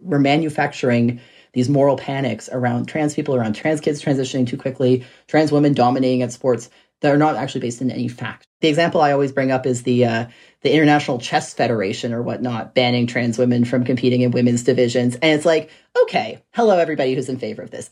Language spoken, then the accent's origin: English; Red Deer, Alberta, Canada; my hometown in Red Deer